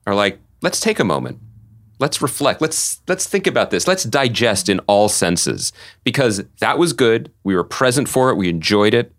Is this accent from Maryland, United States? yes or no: no; outside of Philadelphia, Pennsylvania, United States; when I was a young boy growing up outside of Philadelphia